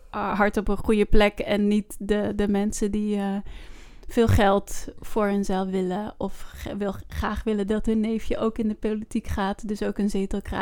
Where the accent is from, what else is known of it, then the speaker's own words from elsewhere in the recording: Netherlands; ik ben in Nederland geboren.